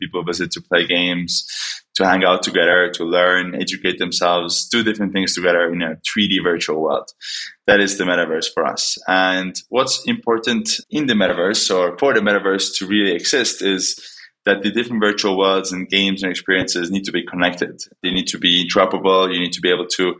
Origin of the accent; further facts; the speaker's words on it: Estonia; moved away as an adult; also born or lived in Los Angeles, United States; now in New York, United States; I'm originally from Estonia, moved to New York to work with a bunch of customers we have in the States